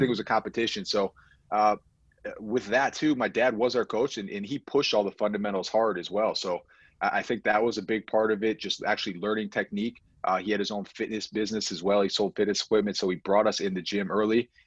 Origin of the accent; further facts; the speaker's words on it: Buffalo, New York, United States; we're from Buffalo, New York